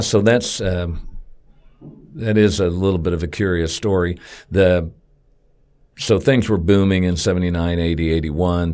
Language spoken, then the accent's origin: English; Wichita, Kansas, United States; I've been here all my life. Went to, um, grade school, junior high, high school, Wichita State, all within about four miles of where I was born